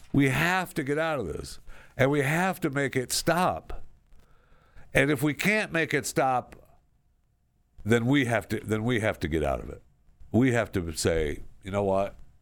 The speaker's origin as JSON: {"language": "English", "town": "Saginaw", "region": "Michigan", "country": "United States", "tie": "born or raised there", "said": "when I was a kid growing up in the state of Michigan, this is where I grew up in Saginaw"}